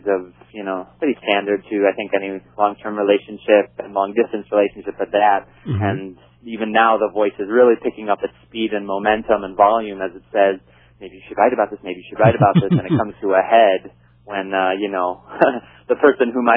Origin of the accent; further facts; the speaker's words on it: West Bloomfield, Michigan, United States; moved away as an adult; also born or lived in Ann Arbor, Michigan / Washington, D.C.; now in Brooklyn, United States; Suburbs of Detroit, West Bloomfield, Michigan. I grew up there